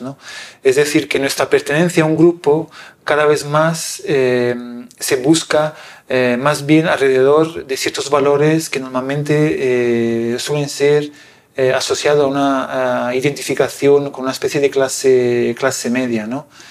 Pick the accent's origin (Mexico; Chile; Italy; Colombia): Italy; moved away; un pueblo pequeñito como es el mío que se llama Cornausonio